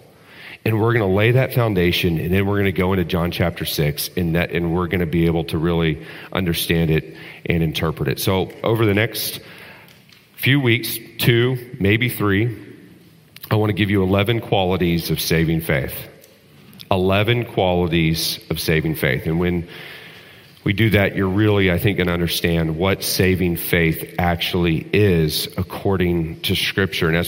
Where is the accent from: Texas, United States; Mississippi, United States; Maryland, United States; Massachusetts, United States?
Texas, United States; When I was growing up in Texas